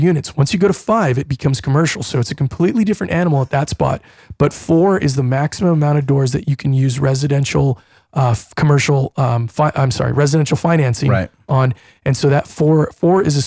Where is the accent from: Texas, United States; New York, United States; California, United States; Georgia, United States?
California, United States; now in Phoenix, United States; I'm from California myself